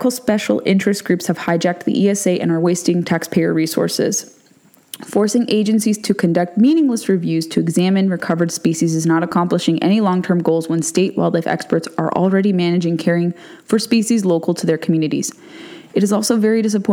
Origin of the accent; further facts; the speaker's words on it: California, United States; in California, especially with the mountain lion, my home state